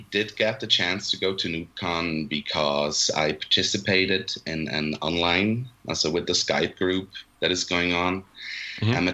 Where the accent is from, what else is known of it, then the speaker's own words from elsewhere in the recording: Switzerland; English is a second language; also born or lived in Zurich; I'm from Switzerland. Me and my brother live in Zurich. We study here